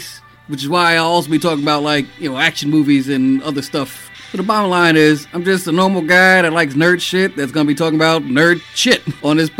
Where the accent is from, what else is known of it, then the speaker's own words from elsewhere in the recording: New York City, New York, United States; also born or lived in Boston; born and raised in the Bronx.